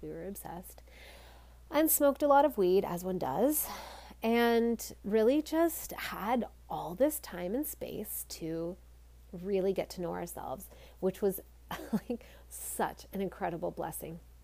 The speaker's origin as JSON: {"language": "English", "country": "Canada", "said": "I'm Canadian"}